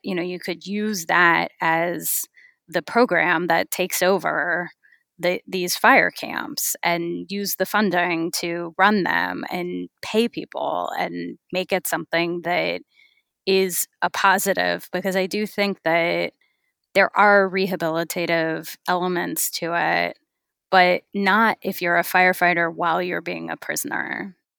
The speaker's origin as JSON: {"language": "English", "region": "California", "country": "United States", "tie": "born or raised there", "said": "I grew up in California"}